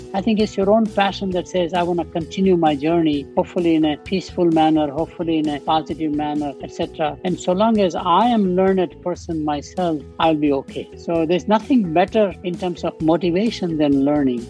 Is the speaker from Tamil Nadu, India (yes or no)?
yes; Chennai, Tamil Nadu, India; born or raised there; also born or lived in Burma